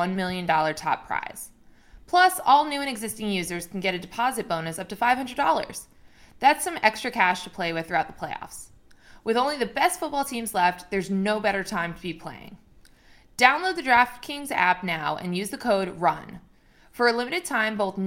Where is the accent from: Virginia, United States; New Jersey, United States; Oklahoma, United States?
New Jersey, United States; near Rutgers, Central; I'm from 20 minutes north of there, between Rutgers